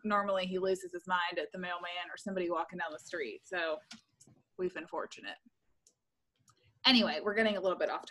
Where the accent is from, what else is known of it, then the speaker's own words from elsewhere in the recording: Louisville, Kentucky, United States; moved away as an adult; now in Lexington, United States; I grew up in Louisville